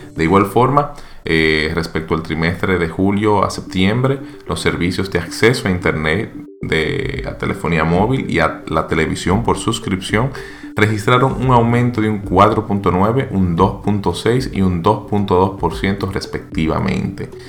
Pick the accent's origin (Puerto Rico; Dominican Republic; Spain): Dominican Republic